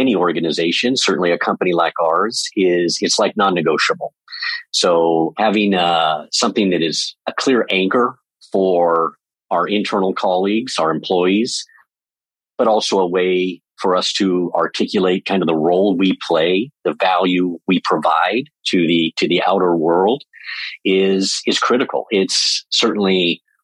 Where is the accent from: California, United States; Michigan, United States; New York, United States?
California, United States; Southern; also born or lived in Europe; I was born and raised in Southern California